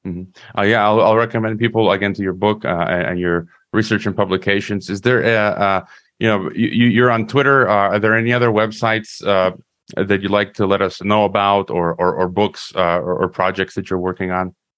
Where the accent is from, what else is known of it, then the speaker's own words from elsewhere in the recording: United States; I was born in the U.S. I'm an American